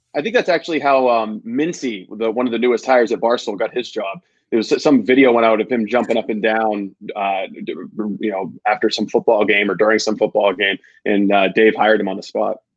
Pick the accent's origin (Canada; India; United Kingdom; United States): United States; Dexter; growing up in Dexter